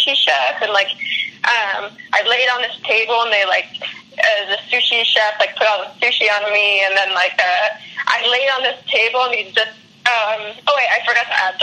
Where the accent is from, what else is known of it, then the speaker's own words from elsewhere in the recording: Canada; moved away as an adult; I'm Canadian